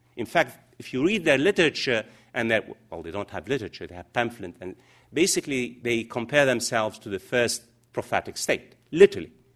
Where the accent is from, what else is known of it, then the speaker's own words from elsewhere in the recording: United States; now in London, United Kingdom; I'm an American.